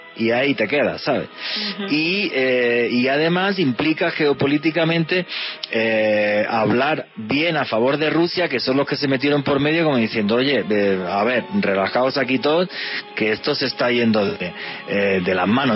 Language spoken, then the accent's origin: Spanish; Spain; yo soy español